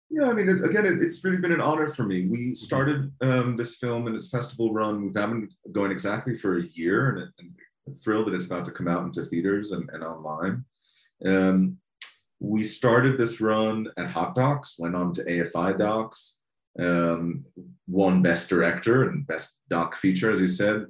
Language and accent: English; United States; for me as an American